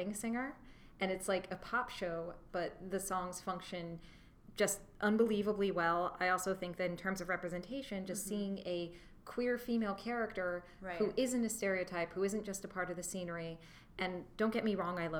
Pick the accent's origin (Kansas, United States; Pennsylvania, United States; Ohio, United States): Kansas, United States; Wichita; I grew up in Wichita, Kansas